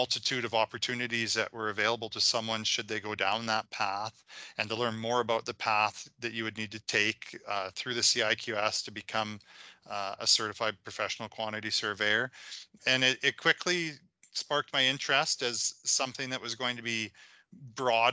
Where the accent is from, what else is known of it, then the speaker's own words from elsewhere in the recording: Saskatchewan, Canada; also born or lived in Calgary; I was originally from Saskatchewan